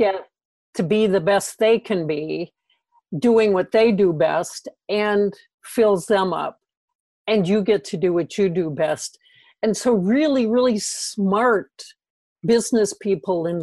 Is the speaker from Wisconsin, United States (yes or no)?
no; Minnesota, United States; in the Midwest, I'm from Minnesota